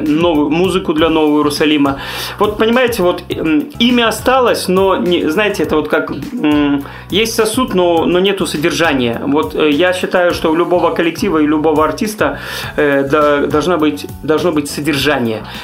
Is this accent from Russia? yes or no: no; Grodno, Grodno Region, Belarus; moved away as an adult; now in Minsk, Belarus; Я родился в Гродно, я вырос в Гродно